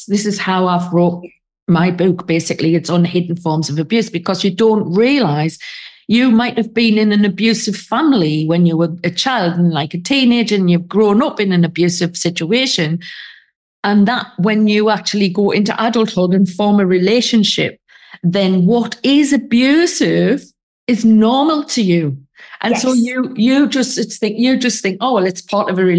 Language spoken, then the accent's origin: English; England, United Kingdom; now in Spain; I'm sitting here in Spain as an English woman